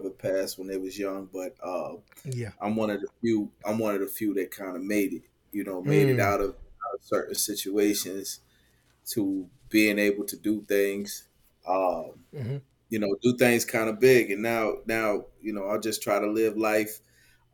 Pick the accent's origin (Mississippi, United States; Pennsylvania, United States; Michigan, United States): Michigan, United States; Detroit; born and raised in Detroit, East Side